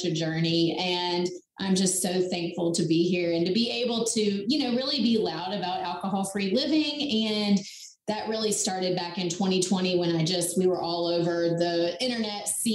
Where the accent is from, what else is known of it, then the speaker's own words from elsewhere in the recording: North Carolina, United States; I'm from North Carolina. I live right outside of Charlotte